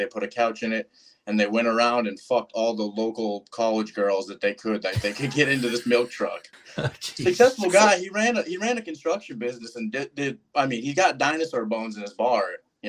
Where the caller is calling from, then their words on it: Anoka, Minnesota, United States; Anoka, Minnesota, out of the rental that is very cheap in this market.